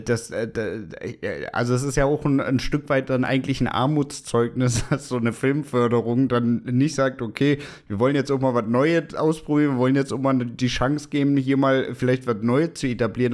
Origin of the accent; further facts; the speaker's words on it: Germany; wir als Deutsche